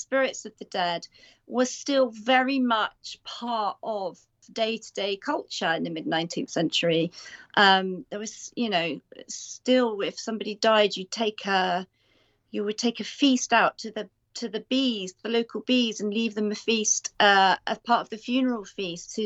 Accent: United Kingdom; as a British author

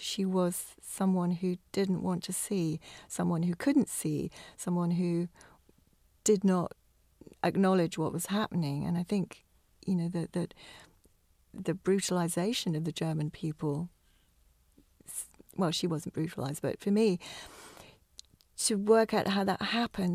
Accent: England, United Kingdom; now in Scotland, United Kingdom; being English

